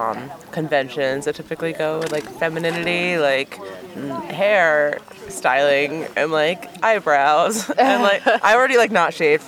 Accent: D.C., Maryland, United States

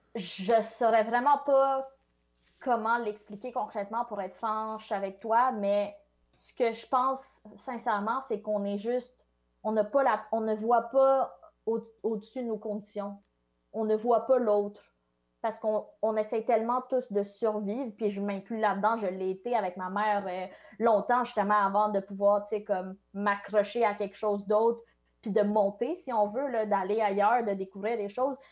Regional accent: Quebec, Canada; French is a second language; je suis née au Québec, mais je, me suis jamais vraiment sentie québécoise euh, avant le secondaire

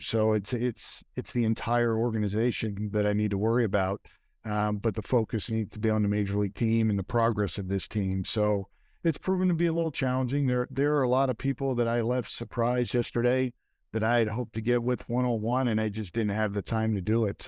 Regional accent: Philadelphia, Pennsylvania, United States; moved away; I grew up in Philadelphia

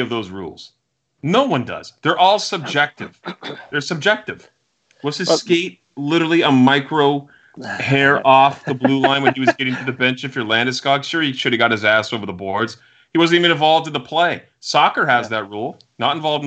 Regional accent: Nashville, Tennessee, United States; I'm from Nashville.

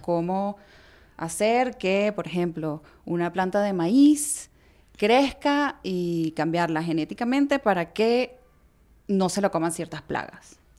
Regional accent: Venezuela; moved away; also born or lived in Hangzhou, China; emigramos de Chile a Venezuela. Yo nací en Venezuela, pero mi mamá nació en Chile y mi abuela también

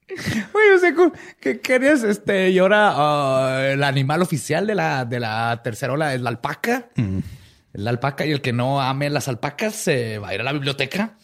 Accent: Mexico; como los mexicanos

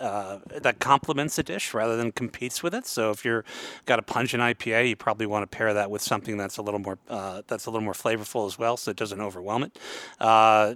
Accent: Palo Alto, California, United States; moved away as an adult; also born or lived in San Francisco, United States / Seattle, United States; I grew up in Palo Alto

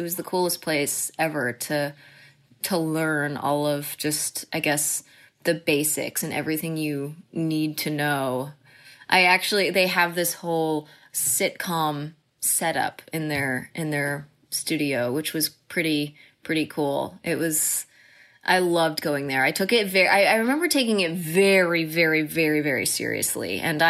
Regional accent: The Colony, Texas, United States; So that's what moved us to Texas. And I pretty much consider Texas my home, my hometown. I lived in the Colony, Texas, mm-hmm. is where I grew mm-hmm. up. And it was the best place to grow up.

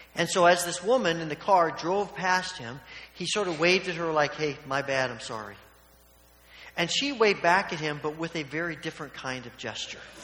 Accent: Evansville, Indiana, United States; when I was a child growing up in Evansville, Indiana

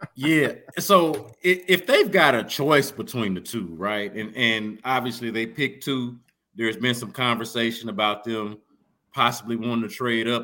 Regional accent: Houston, Texas, United States; I am a child of Hiram Clark. I am from Windsor oh, Village

